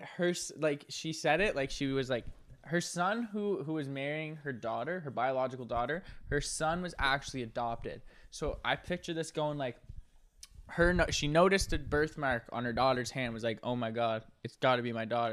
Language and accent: English; Nova Scotia, Canada; I'm from Nova Scotia